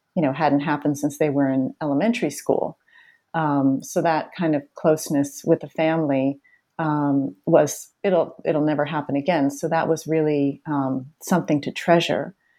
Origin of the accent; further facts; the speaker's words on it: Boston, Massachusetts, United States; I grew up in the Boston area where I still live.